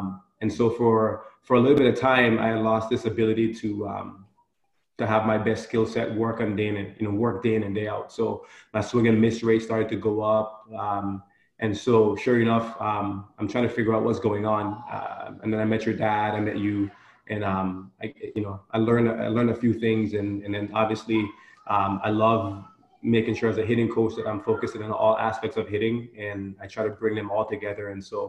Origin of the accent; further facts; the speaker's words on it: U.S. Virgin Islands; as a boy growing up, I challenged myself daily growing up in the Virgin Islands.